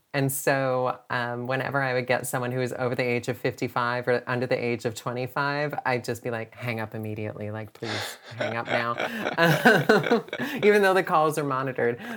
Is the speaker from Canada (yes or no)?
yes; Canada; which in Canada we call an apartment